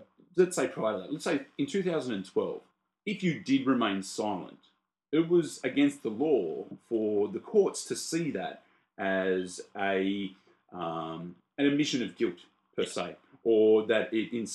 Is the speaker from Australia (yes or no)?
yes; Australia; we're Australian